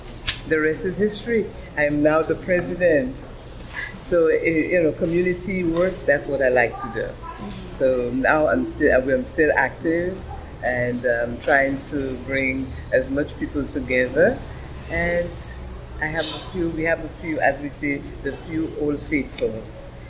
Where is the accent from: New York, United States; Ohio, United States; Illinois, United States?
New York, United States; The Bronx; now in Brooklyn, United States; When I came into Brooklyn from the Bronx, I got married